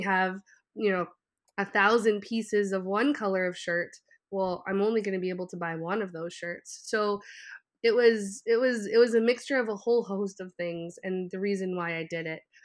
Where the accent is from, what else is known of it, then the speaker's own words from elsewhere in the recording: Canada; growing up, I'm French Canadian